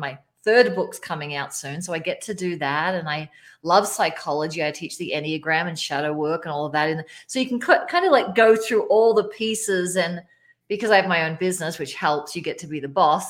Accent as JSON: {"language": "English", "country": "Australia", "moved": "yes", "lives_now": "Colorado, United States", "said": "I'm Australian. I live in Colorado now"}